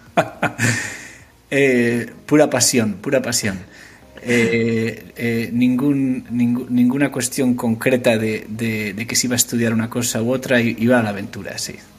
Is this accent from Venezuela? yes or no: no; Asturias, Spain; moved away as an adult; also born or lived in Madrid / San Francisco / Liverpool; now in London, United Kingdom; Yo soy asturiano los asturianos deciden dónde nacen. Entonces yo nací en Madrid.